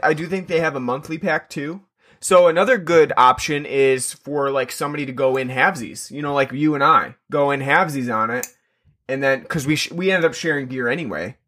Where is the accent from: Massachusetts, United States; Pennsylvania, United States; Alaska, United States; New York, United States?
New York, United States; I'm from New York